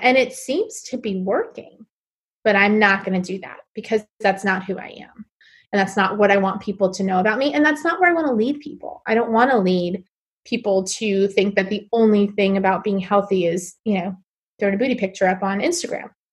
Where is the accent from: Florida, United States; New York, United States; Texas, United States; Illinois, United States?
New York, United States; New York City; moved away as an adult; also born or lived in South Carolina / Bangkok, Thailand; I am originally from New York City. So I grew up in Queens, New York my whole life